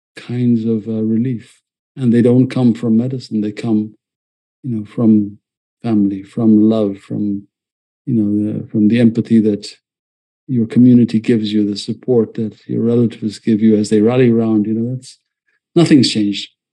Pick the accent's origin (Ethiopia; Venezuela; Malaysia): Ethiopia; now in United States; I escaped you know, uh, a country that was imploding in Ethiopia